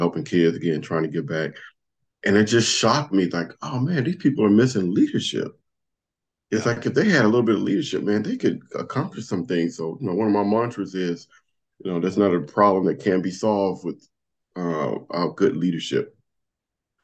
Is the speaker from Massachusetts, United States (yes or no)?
no; Compton, California, United States; moved away; when I was growing up in Compton